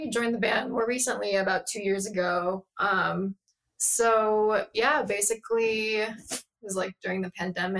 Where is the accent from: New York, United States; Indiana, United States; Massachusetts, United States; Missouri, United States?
Indiana, United States; now in Oakland, United States; I'm in Indiana.